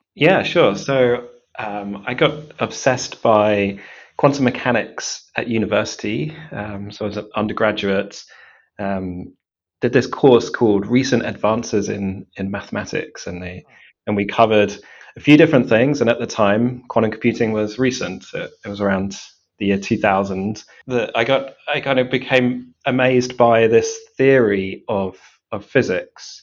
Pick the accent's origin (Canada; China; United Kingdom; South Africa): United Kingdom; Cambridge, East of England; grew up um, in Cambridge